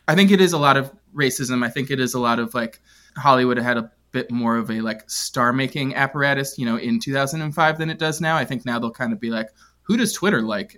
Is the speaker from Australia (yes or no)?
no; London, United Kingdom; moved away; I was living in England at the time. I grew up in, I grew up in London.